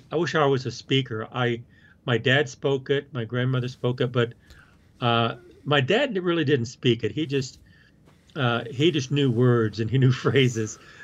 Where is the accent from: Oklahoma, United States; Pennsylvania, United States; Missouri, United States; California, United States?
Oklahoma, United States; moved away; I grew up in Oklahoma